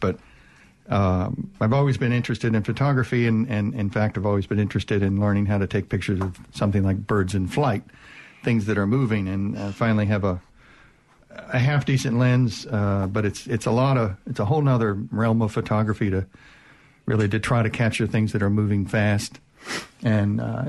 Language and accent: English; United States; now in Mississippi, United States; I grew up on the Chesapeake Bay